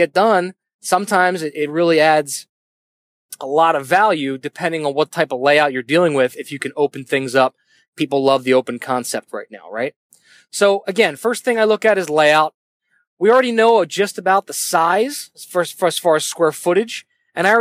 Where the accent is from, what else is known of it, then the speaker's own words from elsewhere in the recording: Northeast, United States; I'm from the Northeast